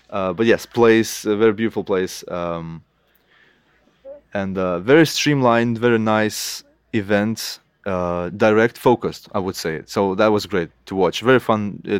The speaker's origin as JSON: {"language": "English", "country": "Lithuania", "first_language": "Lithuanian", "second_language": "English", "said": "I could say some words in my in my mother tongue, Lithuanian, to all the artists out there in Lithuania"}